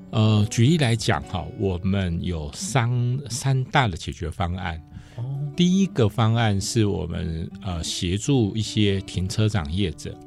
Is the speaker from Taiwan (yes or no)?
yes; central Taiwan, Taiwan; 我是中部人，那我从小到大都在东海读书，呃，大部分应该说大学在东海读